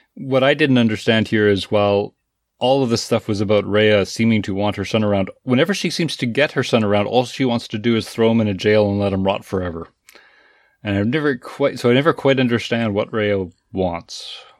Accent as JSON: {"language": "English", "country": "Canada", "said": "as a Canadian"}